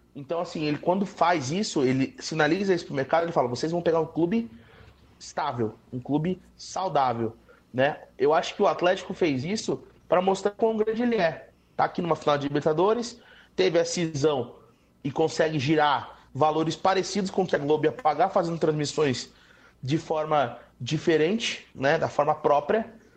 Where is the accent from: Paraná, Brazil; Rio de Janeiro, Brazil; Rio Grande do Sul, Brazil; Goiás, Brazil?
Paraná, Brazil; Curitiba; also born or lived in São Paulo; eu não sou daqui de Curitiba, vim para cá com 10 anos de idade